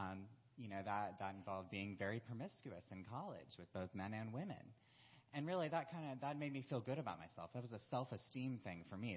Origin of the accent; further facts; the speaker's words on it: South Carolina, United States; moved away as an adult; also born or lived in Florida; I was originally from South Carolina